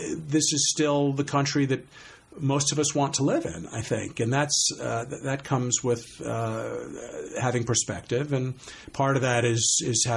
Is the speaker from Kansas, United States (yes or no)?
no; Scarsdale, New York, United States; I grew up in Scarsdale, New York.